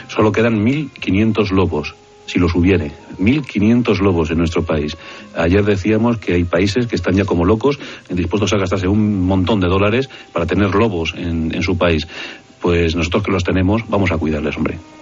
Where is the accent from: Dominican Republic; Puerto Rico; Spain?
Spain; Albacete, Castilla-La Mancha; moved away; yo soy castellano manchego, soy de Albacete